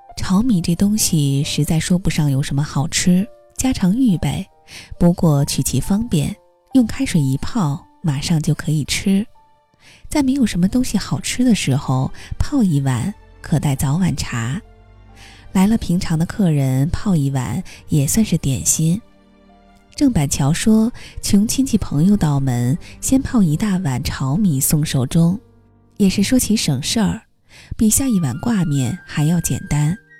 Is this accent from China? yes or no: yes; northern China, China; 作为北方人